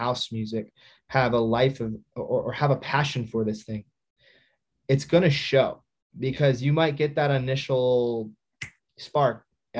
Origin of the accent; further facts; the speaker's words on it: Midwest, United States; Like I'm from the Midwest, I'm not even cool, you know what I mean?